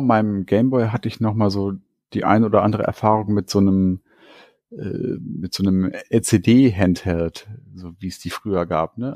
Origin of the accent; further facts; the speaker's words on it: Hanover, Lower Saxony, Germany; eine Kaufhauskette hier bei uns in Hannover und da war ich dann in der Spielzeugabteilung